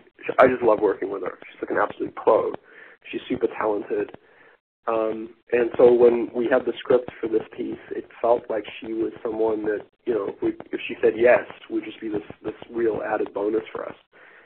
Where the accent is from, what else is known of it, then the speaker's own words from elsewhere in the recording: South Africa; That the only film that has any relevance really to South Africa is specifically District 9, which was very much an allegory for apartheid that I lived through as a teenager.